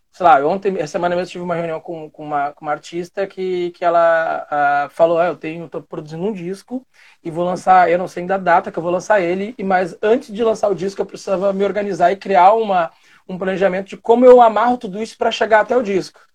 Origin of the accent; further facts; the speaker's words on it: Guaíba, Rio Grande do Sul, Brazil; na cidade de Guaíba eu tinha uma banda